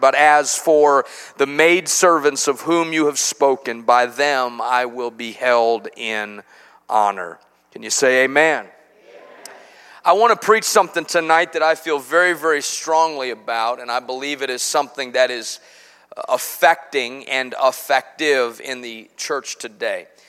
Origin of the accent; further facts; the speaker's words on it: Chicago, Illinois, United States; now in Cabot, United States; I grew up in Chicago in the Midwest